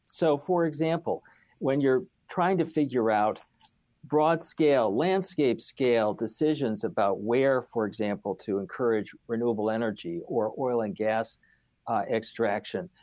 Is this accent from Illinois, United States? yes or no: no; Finger Lakes, Western New York State, United States; moved away as an adult; also born or lived in Stanford, California / Washington; I grew up in Western New York State, uh, and, uh, in the Finger Lakes, uh, country of south of Rochester